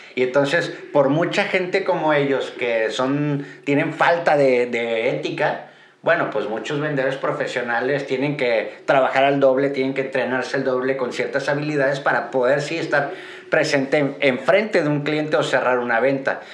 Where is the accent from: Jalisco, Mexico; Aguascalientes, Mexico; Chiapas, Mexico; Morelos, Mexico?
Jalisco, Mexico; Guadalajara; soy de Guadalajara